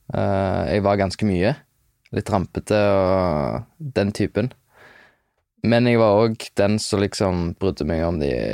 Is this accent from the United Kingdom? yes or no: yes; London, United Kingdom; also born or lived in Hjelmeland, Norway; jeg vokste opp i London. Eller jeg, jeg flytta til London da jeg var fem